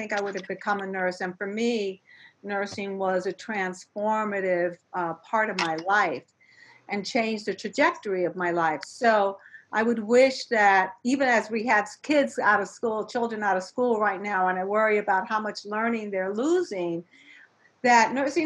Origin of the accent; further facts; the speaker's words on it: New York City, New York, United States; growing up in New York City in the South Bronx